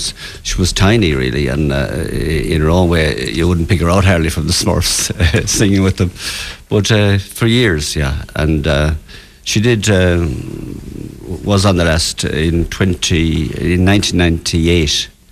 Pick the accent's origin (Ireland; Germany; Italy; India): Ireland; Kilcahill, County Galway, Connacht; moved away as an adult; now in Galway, Ireland; I came from Kilcahill, Galway. It's in the parish of Corndulla.